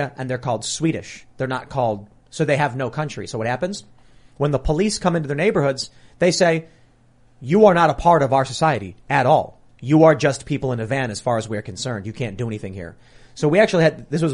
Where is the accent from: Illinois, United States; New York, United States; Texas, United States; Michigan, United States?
Illinois, United States; Chicago; I'm from Chicago